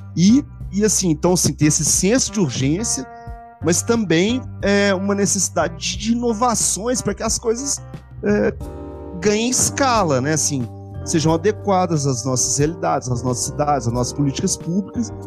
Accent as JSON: {"language": "Portuguese", "town": "Belo Horizonte", "region": "Minas Gerais", "country": "Brazil", "said": "eu sou de Belo Horizonte"}